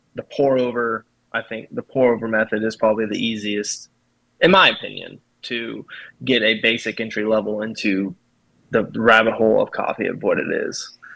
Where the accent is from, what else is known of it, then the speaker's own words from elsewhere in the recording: Kansas, United States; also born or lived in Colorado / Fort Hood, Texas; grew up in Kansas um, probably since I've been about three. So uh, real small town